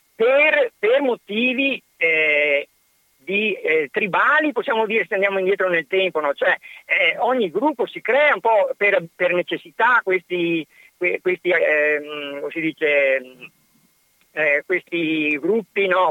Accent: province of Padua, Veneto, Italy; io sono nato nella provincia di Padova, ho avuto l'educazione familiare, l'educazione sociale, cioè la, la scuola

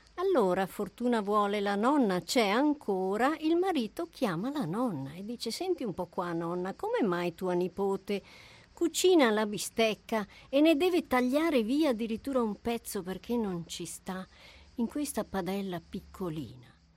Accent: Germany; moved away; io eh, sono nata in Germania, quindi eh, i miei nonni e i miei genitori abitavano lì

